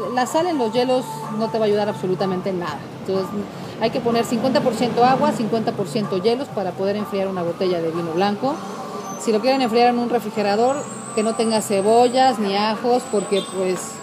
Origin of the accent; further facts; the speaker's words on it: Mexico; yo soy mexicana